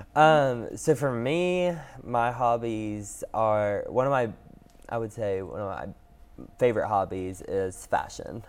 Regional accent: Knoxville, Tennessee, United States; I'm born and raised in Knoxville

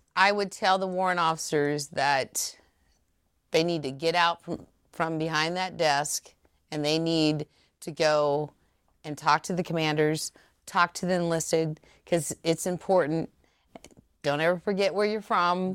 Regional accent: Ceresco, Nebraska, United States; moved away as an adult; also born or lived in Omaha, Nebraska; I was raised in Seresko, which was fifteen miles from Lincoln.

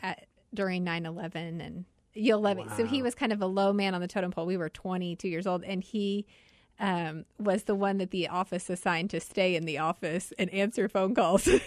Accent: Wichita, Kansas, United States; also born or lived in Washington, D.C.; now in Arizona, United States; I am originally from Wichita, Kansas. My whole family's in Overland Park, Kansas now, but I am a Kansas girl.

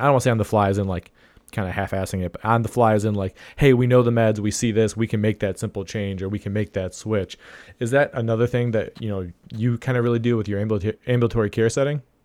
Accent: Ohio, United States; my home state of Ohio

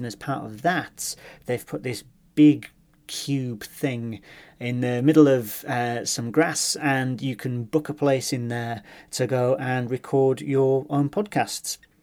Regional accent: Hull, Yorkshire and the Humber, United Kingdom; moved away; I'm from Hull

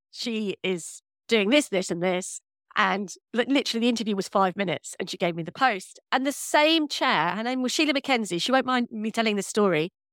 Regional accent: London, United Kingdom; also born or lived in Birmingham / Central Australia / South India; I'm from North London

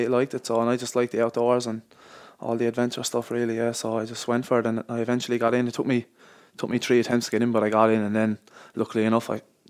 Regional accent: Carrick-on-Suir, Munster, Ireland; I've actually said sometimes I'm from Waterford just to, you know, make it easier, because people don't really know Tip, but no, I am from Tipperary.

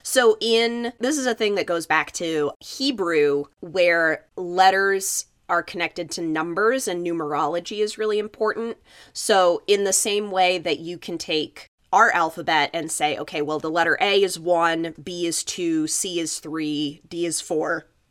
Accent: Los Alamos, New Mexico, United States; my hometown is Los Alamos, New Mexico

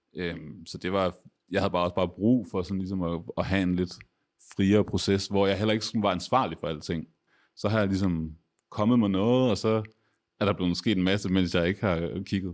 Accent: Aarhus, Central Denmark Region, Denmark; jeg er også fra Aarhus

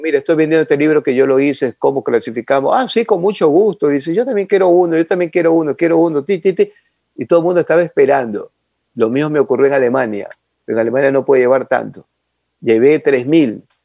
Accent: Ecuador; Yo soy ecuatoriano y toda esta gente ecuatoriana

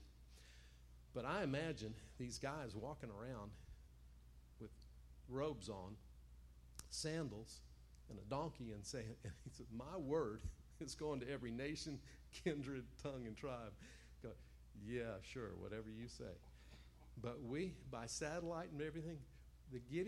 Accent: the South, United States; I'm a guy from the South

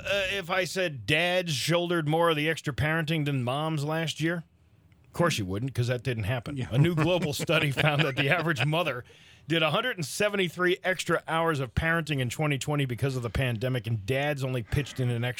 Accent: New England, United States; I'm from New England.

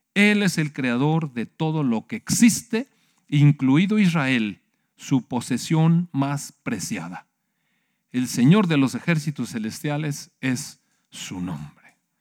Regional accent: Mexico; Sí somos mexicanos y sí tenemos este, pues, patriotismo

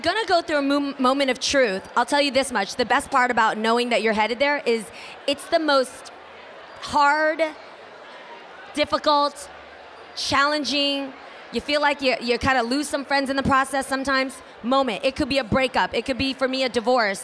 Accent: the Bay Area, California, United States; I grew up in the Bay

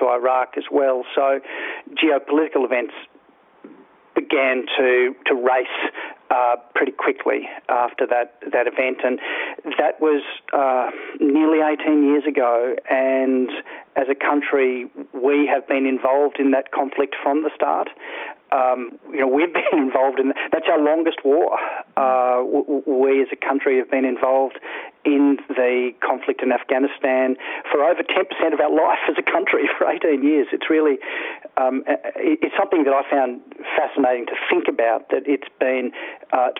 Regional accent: Toowoomba, Queensland, Australia; I grew up in Toowoomba in Queensland

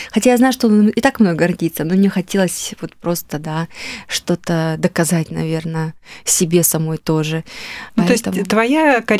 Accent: Yalta, Crimea, Ukraine; now in Russia; Я только когда уехала из Ялты, я поняла вообще, в каком райском месте мы жили.

